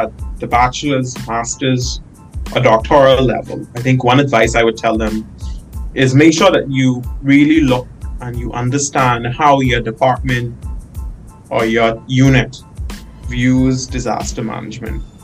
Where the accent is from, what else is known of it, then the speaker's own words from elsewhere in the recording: Bahamas; moved away as an adult; now in North Dakota, United States; I'm from the Caribbean, hot climate